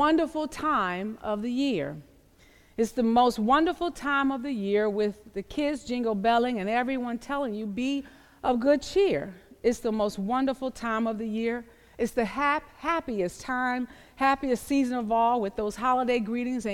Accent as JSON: {"language": "English", "area": "the South", "region": "Southern United States", "country": "United States", "tie": "born or raised there", "said": "I grew up in the South"}